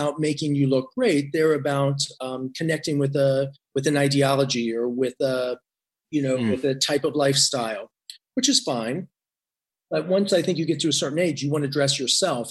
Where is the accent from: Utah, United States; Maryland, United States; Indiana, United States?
Indiana, United States; I grew up in Indiana